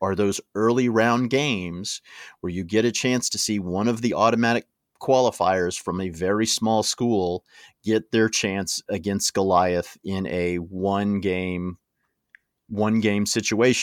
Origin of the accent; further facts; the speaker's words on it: United States; I'm an American